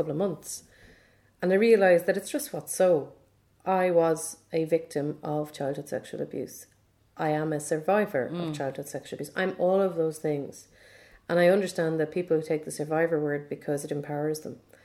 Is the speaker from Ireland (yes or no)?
yes; Ireland; we're Irish